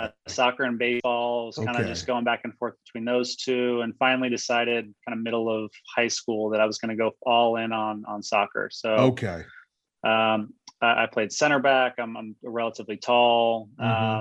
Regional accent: Phoenix, Arizona, United States; also born or lived in Mesa, Arizona / Durango, Colorado; I'm born and raised in Arizona. And I was born in the Mesa area and moved to Phoenix when I was relatively young, and have been living here

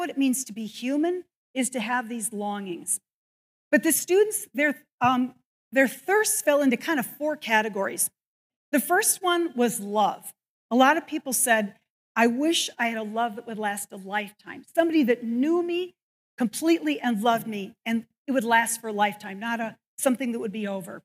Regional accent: Evanston, Illinois, United States; also born or lived in Northbrook, Illinois; I grew up in Evanston and then Northbrook.

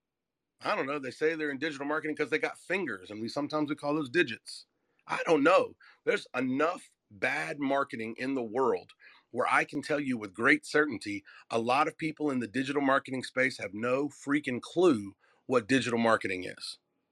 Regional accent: Southern US, United States; if you can't say nothing nice, I'm from the South.

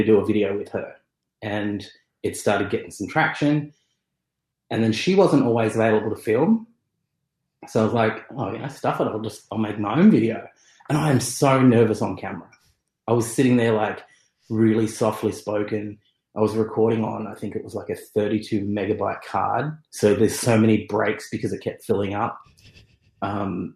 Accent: Sydney, New South Wales, Australia; I'm from Sydney

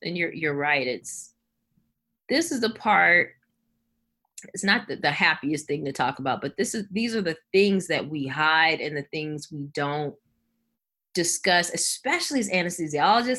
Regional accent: Los Angeles, California, United States; moved away; I'm from Los Angeles originally.

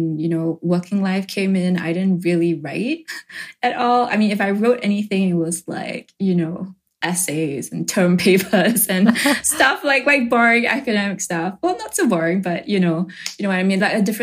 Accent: Singapore; I grew up in Singapore

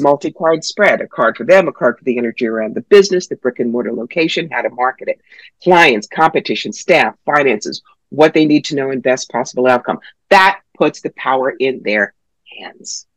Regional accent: New York, United States; I'm from New York

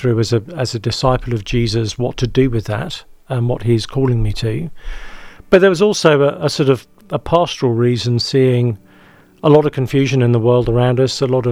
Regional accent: England, United Kingdom; accent: British; moved away as an adult; now in Nashville, United States; I'm from England. It's okay. It's my dirty secret. So yeah, I grew up in the UK and I've just recently moved here to the States.

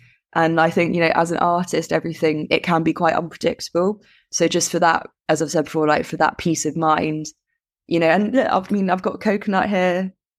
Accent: Bahrain; I mean, I grew up abroad anyway, so I grew up in Bahrain in the Middle East.

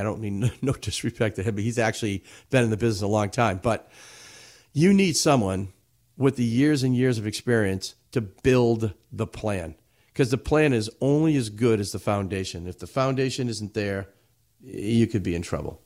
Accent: Everett, Massachusetts, United States; I grew up in the city of Everett

